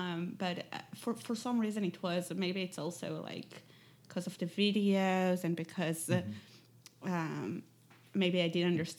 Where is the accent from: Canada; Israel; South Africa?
Israel; English is a second language; But when I grew up, I think all the way until 16, it was most